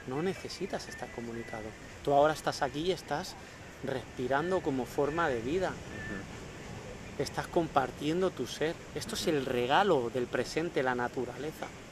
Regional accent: Spain; hice la experiencia esta de hacer el Camino de Santiago en mi país

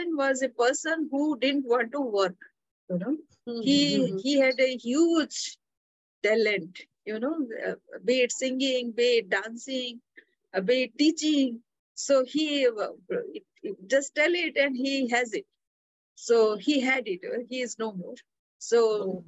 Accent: Odisha, India; I'm from Orissa

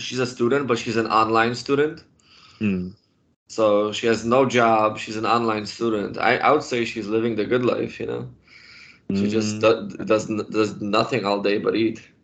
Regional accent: Poland; moved away; I started drinking beer in Poland when I was ten years old

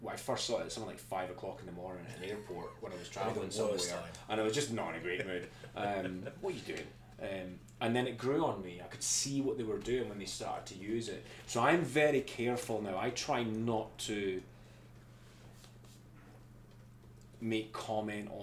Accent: Scotland, United Kingdom; accent: Scottish

